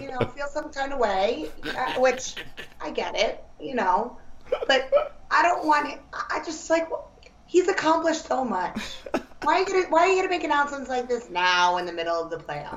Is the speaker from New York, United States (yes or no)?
yes; New York City, New York, United States; also born or lived in Hoboken; as a New Yorker